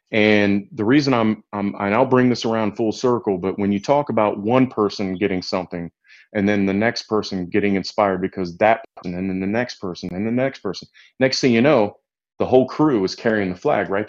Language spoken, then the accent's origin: English; Ohio, United States; I'm from Ohio and went to Ohio State.